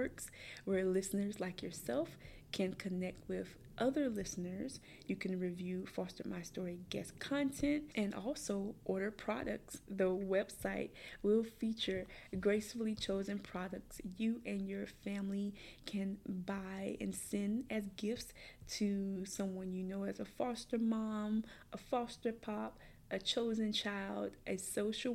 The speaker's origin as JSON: {"language": "English", "town": "Columbia", "region": "South Carolina", "country": "United States", "tie": "born or raised there", "said": "I grew up in the Richland County foster care system, which is located in Columbia, South Carolina"}